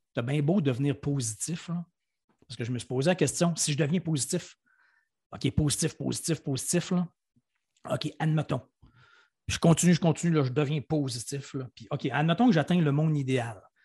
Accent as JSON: {"language": "French", "town": "Quebec City", "region": "Quebec", "country": "Canada", "said": "je viens de Québec, j'habite encore à Québec"}